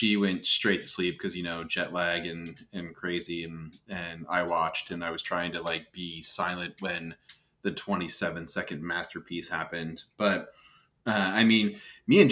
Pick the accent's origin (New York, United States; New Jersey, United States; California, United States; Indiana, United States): New Jersey, United States; growing up in New Jersey as a Yankees fan